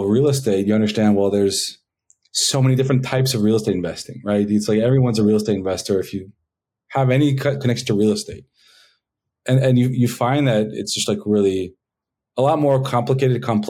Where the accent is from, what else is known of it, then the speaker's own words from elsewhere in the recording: Israel; also born or lived in Los Angeles, United States; So I was born in the States, in LA, and when I was 9 years old, my parents decided to pack us up and take us on a trip around the world. Our first stop was Israel, and I've been stuck there ever since